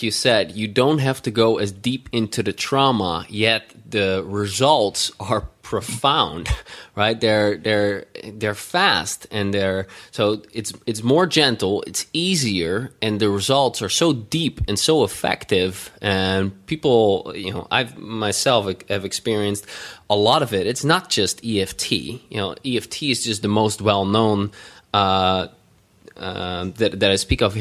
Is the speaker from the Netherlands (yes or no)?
yes; Netherlands; I come from the Netherlands